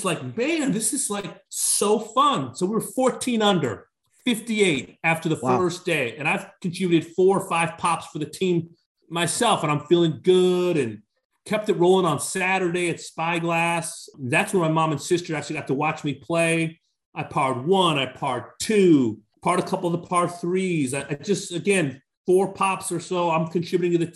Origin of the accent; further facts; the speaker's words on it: California, United States; now in Connecticut, United States; it's my native state